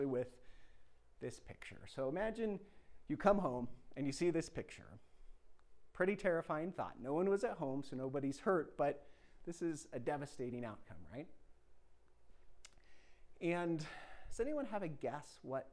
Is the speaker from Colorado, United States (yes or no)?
yes; Cortez, Colorado, United States; I grew up outside of Cortez, Colorado, spending a lot of my childhood on mountain